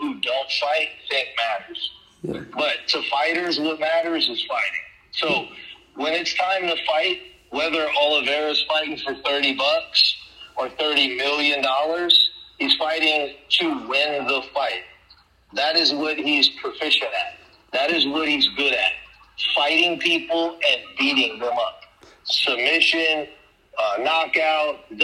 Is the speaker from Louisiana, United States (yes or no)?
yes; Louisiana, United States; growing up in Louisiana is hard. It's a tough area to come from